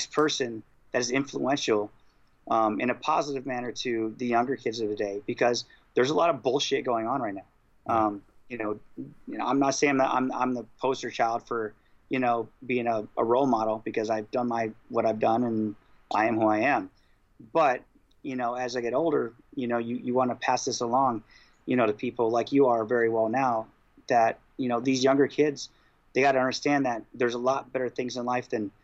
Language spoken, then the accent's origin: English; Iowa, United States; I'm from Iowa